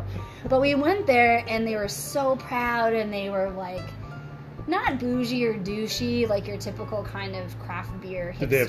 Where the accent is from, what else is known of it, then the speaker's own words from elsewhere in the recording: United States; moved away as an adult; now in Canada; being from America, I'm American